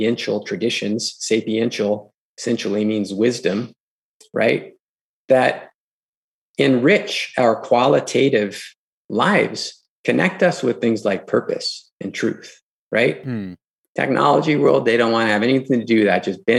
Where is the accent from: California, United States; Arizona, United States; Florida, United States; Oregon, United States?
California, United States; Los Angeles; I grew up in Los Angeles, you know, in the 80s, in the 90s